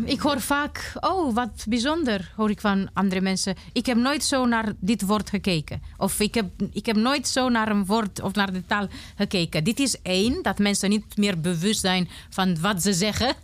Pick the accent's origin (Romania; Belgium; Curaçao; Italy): Romania; first language Romanian; Dutch is a second language; moved away as an adult; now in Netherlands; Ik kan niet met mijn kind naar Roemenië gaan, want ik ben zonder ouders opgegroeid